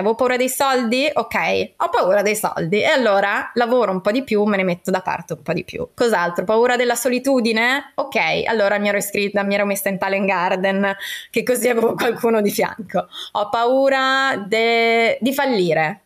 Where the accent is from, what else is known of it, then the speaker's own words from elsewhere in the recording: Trentino-Alto Adige, Italy; moved away; also born or lived in Parma; io sono trentina, nata in mezzo alle montagne.